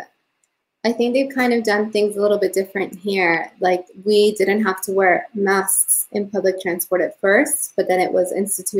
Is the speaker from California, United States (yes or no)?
yes; California, United States; moved away as an adult; also born or lived in Mexico City, Mexico; now in London, United Kingdom; I was born in Mexico City and I lived there until I was 9 years old. And then I moved to California with my family. We immigrated there.